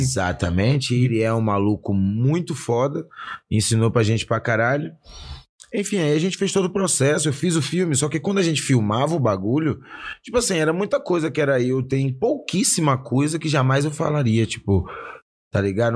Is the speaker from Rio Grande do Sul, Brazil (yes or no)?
no; Salvador, Bahia, Brazil; moved away as an adult; now in São Paulo, Brazil; nasci em Salvador, Salvador, Bahia. No bairro do Velho de Brotas, né? Minha quebrada